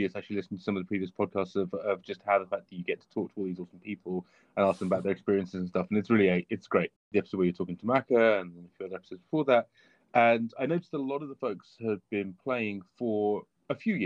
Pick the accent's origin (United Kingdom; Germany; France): United Kingdom; England; we're English, of course, and so we play cricket